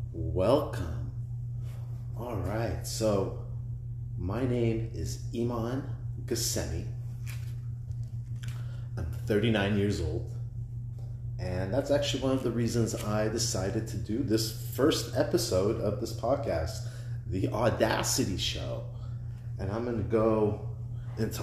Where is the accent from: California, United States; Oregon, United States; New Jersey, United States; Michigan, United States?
Oregon, United States; Portland; I'm from Portland. That's my city